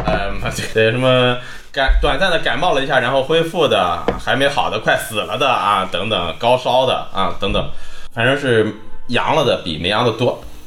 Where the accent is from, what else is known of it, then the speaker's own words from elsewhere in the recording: Linyi, Shandong, China; 绝是我们林一登的一个方言